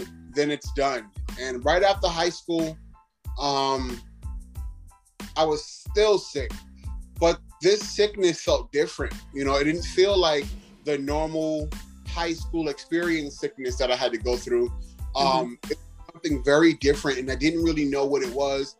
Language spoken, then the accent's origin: English; New York City, New York, United States; growing up in Brooklyn, New York was everything